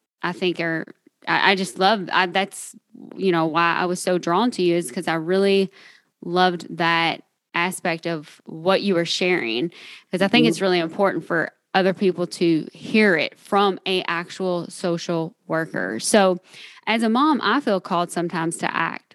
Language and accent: English; Kentucky, United States; accent: Southern; I'm from Kentucky